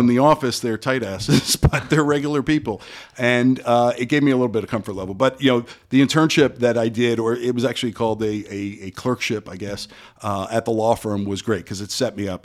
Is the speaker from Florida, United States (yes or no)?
yes; Parkland, Florida, United States; I grew up in Parkland, went to Stoneman Douglas for high school